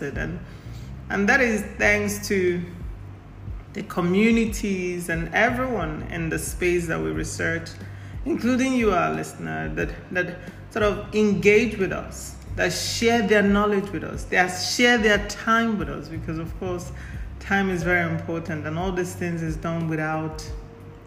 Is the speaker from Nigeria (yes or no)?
yes; Nigeria; I'm Nigerian of Igbo descent